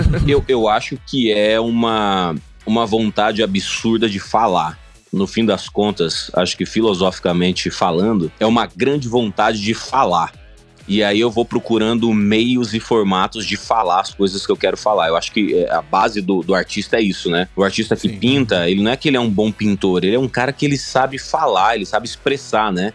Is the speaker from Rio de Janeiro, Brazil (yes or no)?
no; Sinop, Mato Grosso, Brazil; moved away; also born or lived in Cuiabá, Mato Grosso; Eu, eu nasci em Cuiabá, capital do Mato Grosso, mas eu cresci em Sinop, que é uma cidadezinha no interior do Mato Grosso